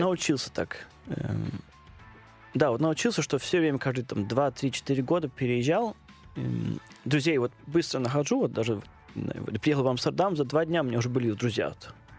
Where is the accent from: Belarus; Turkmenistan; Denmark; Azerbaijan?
Denmark; accent: Danish; Russian is a second language; moved away as an adult; also born or lived in Odesa, Ukraine; now in Moscow, Russia; я родился в Одессе, и когда было лет 5-6 примерно, а, мама поехала в Данию. Э, Встретил моего отчима, и я вот да, с ней поехал, эм, и начал там в школу, и начал первую часть жизни эм, в Дании